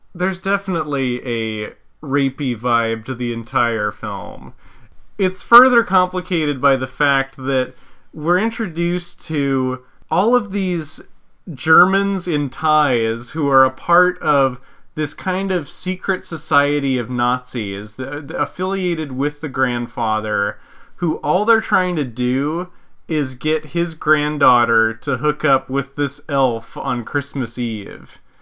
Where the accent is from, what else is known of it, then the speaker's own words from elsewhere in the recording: Visalia, California, United States; one of the mom and pop video rental stores in my hometown, Visalia, was closing down